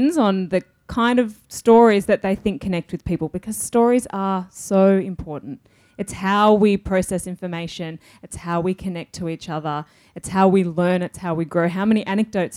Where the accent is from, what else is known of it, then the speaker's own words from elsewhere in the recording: Victoria, Australia; I grew up on the lands of the Yorta Yorta people a couple of hours north of here. So I grew up in a small town